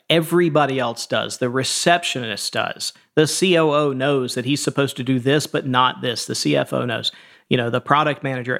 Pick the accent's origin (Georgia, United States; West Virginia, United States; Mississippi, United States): Georgia, United States; Atlanta; I grew up in, uh, the suburbs of Atlanta, and then my family is from sort of rural Georgia, and we eventually moved back to rural Georgia